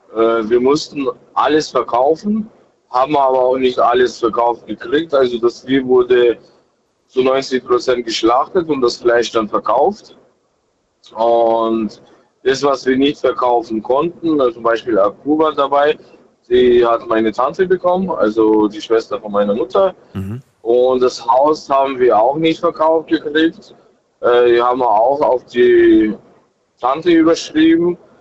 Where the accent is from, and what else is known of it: Germany; born or raised there; also born or lived in Kazakhstan; now in Regensburg, Germany